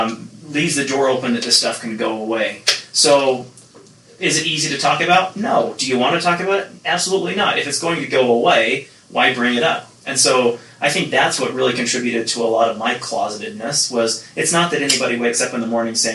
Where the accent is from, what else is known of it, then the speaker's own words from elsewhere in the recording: Nephi, Utah, United States; growing up in Nephi